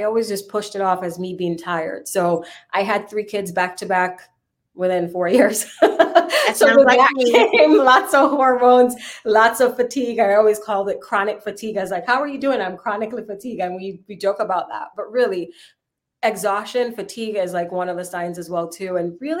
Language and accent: English; Jamaica; moved away as an adult; now in United States; I came from Jamaica to make it here in the U.S.